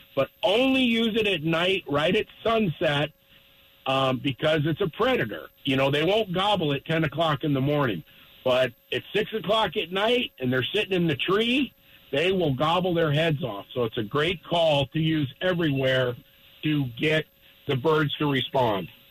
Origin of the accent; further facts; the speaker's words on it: Littleton, Colorado, United States; I was born and raised in Littleton, and I moved to northeastern Colorado two and a half years ago